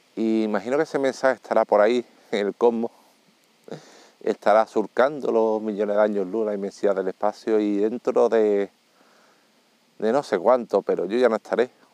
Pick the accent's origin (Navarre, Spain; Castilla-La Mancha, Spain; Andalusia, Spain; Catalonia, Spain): Andalusia, Spain; Seville; yo soy sevillano